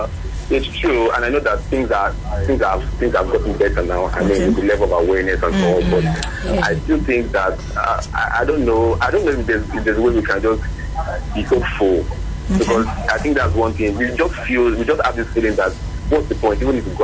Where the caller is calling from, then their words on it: Ekiti, Nigeria; I'm calling from Ekiti.